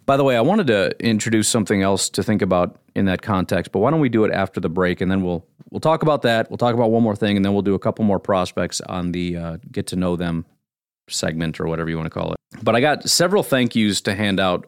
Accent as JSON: {"language": "English", "region": "Illinois", "country": "United States", "tie": "born or raised there", "said": "I was born and raised in Illinois"}